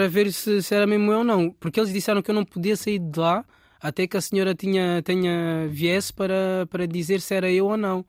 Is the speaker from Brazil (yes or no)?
no; Rio de Mouro, Lisbon, Portugal; also born or lived in Angola / France; Eu basicamente cresci cá, em Portugal